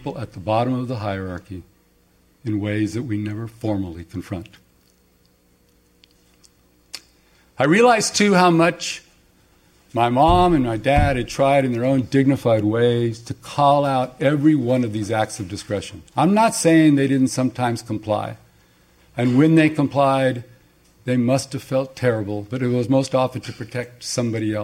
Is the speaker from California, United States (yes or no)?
yes; Los Angeles, California, United States; I'll say East